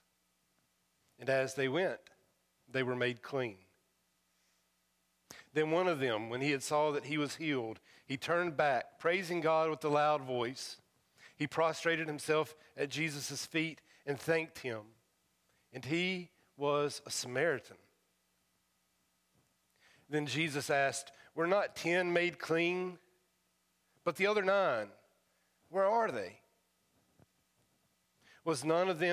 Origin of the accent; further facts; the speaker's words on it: United States; accent: hillbilly; my first language is hillbilly